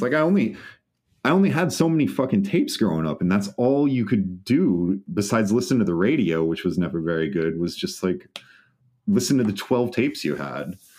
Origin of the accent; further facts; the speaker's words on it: just outside of Des Moines, Iowa, United States; I grew up just outside of Des Moines, Iowa.